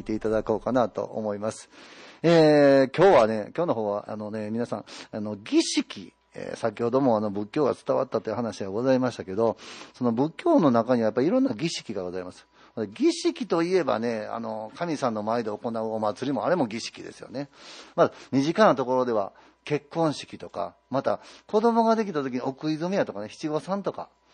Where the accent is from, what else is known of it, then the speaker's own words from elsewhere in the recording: Ikoma, Nara, Japan; now in Yoshino, Japan; 実は私も吉野で生まれ育って、あの生まれまして、小学校3年生の時にね、あの、生駒の方に引っ越してから